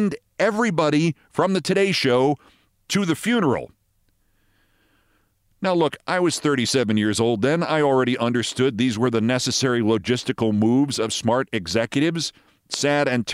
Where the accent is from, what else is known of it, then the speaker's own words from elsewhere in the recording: Westchester, New York, United States; I was from Westchester